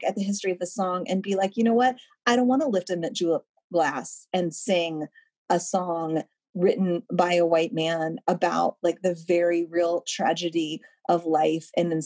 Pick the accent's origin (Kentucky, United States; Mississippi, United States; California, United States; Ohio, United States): Kentucky, United States; Louisville; I'm from Kentucky and last week there was I'm from Louisville